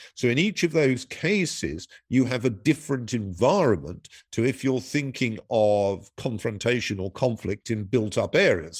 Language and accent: English; United Kingdom; my country, Britain